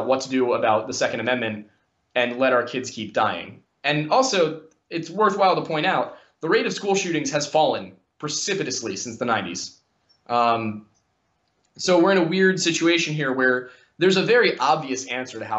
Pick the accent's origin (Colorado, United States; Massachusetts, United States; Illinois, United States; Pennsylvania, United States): Pennsylvania, United States; Philadelphia; I'm also from the Philadelphia area